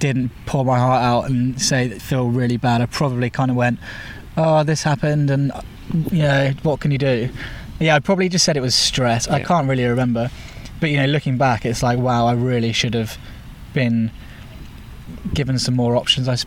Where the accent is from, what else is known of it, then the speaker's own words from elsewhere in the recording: Winchester, South East England, United Kingdom; moved away as an adult; also born or lived in Bristol; I went straight back to Winchester, to my hometown.